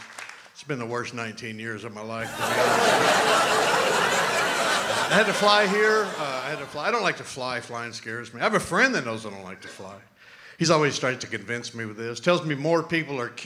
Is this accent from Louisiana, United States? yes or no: yes; New Orleans, Louisiana, United States; now in Utah, United States; I am originally from New Orleans, Louisiana. However, I now live in Utah